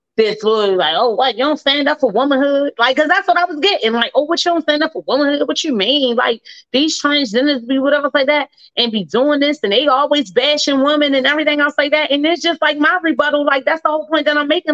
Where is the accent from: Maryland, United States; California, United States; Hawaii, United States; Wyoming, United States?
Maryland, United States; Baltimore; my hometown, Baltimore City